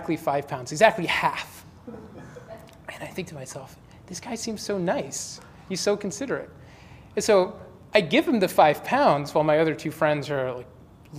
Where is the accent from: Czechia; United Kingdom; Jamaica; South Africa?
United Kingdom; London; now in San Francisco, United States; I grew up in London.